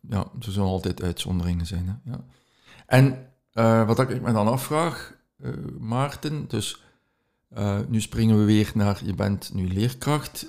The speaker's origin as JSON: {"language": "Dutch", "town": "Ghent", "region": "Flanders", "country": "Belgium", "said": "uit Gent"}